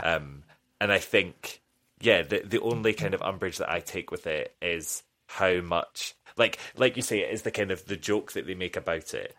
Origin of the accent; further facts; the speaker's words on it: United Kingdom; as a British person